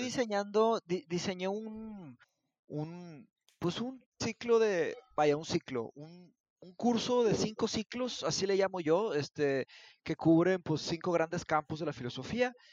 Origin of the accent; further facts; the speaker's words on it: Mexico; also born or lived in Brazil; yo soy brasileño, yo nací en Brasil, pero me vine a ah, México cuando, tenía cinco años, me vine a México por, eh, por el divorcio de mis padres, me vine para acá y ya, aquí, aquí crecí